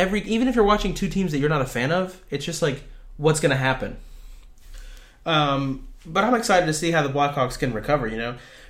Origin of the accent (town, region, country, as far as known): Illinois, United States